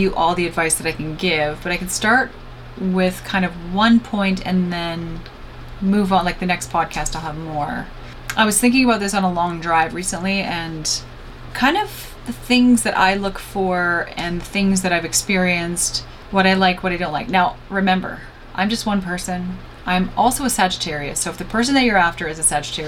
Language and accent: English; Canada; I'm Canadian.